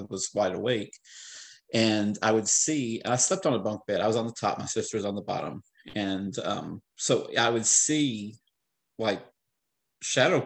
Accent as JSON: {"language": "English", "region": "the Ozarks", "country": "United States", "tie": "born or raised there", "moved": "yes", "said": "I was born in the Ozarks, lived in the Ozarks for a while."}